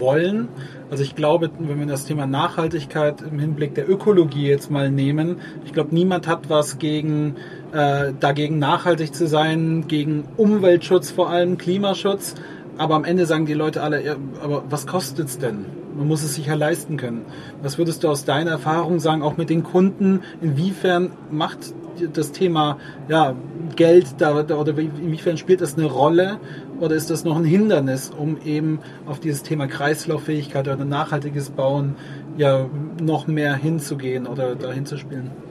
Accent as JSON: {"language": "German", "town": "Ulm", "region": "Baden-Württemberg", "country": "Germany", "tie": "born or raised there", "said": "deine als auch meine Heimatstadt Ulm"}